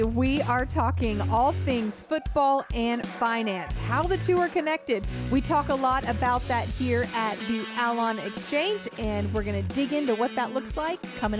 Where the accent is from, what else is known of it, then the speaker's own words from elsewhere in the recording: California, United States; Yeah, I grew up in California, so I have a soft spot in my heart for the 49ers.